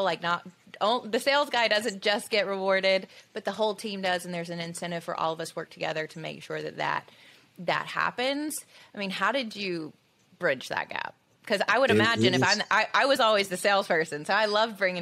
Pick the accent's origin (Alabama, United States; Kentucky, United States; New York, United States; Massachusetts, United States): Alabama, United States; Tuscaloosa; where I grew up in Tuscaloosa